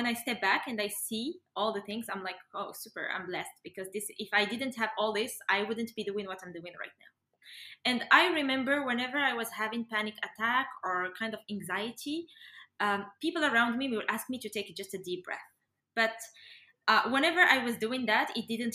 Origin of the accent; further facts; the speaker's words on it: Morocco; I'm from Morocco